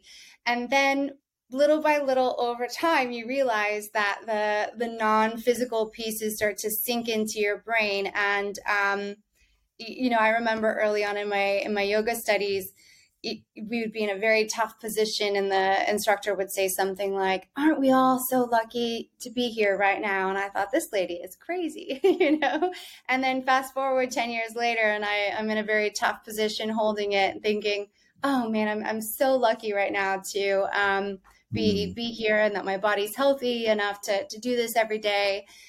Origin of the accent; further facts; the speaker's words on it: the South, United States; now in New York, United States; I did not grow up in the city. I grew up in the South. And in a way, I'm both, you know, part still Southern and part still New Yorker.